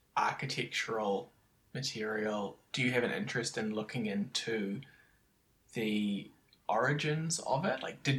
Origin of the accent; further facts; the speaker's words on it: Wellington, New Zealand; I grew up in Wellington